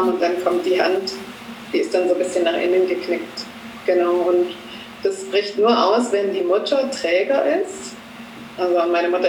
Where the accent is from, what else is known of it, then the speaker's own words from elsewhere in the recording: Böblingen, Baden-Württemberg, Germany; ich komme aus Böblingen, genau, das liegt in Baden-Württemberg, ganz in der Nähe von Stuttgart. Da bin ich auch ja, geboren, also ich bin nie weit weggezogen, immer so im Böbling rum.